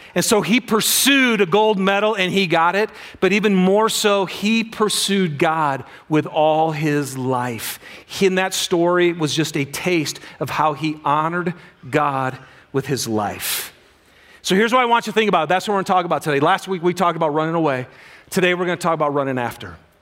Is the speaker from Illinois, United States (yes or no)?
no; Michigan, United States; moved away; I'm from Michigan originally